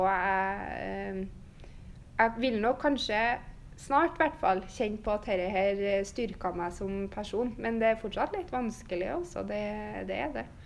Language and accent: Norwegian; Steinkjer, Trøndelag, Norway; moved away as an adult; now in Bodø, Norway; jeg er jo oppvokst i Steinkjer og har bodd i Steinkjer fram til nå.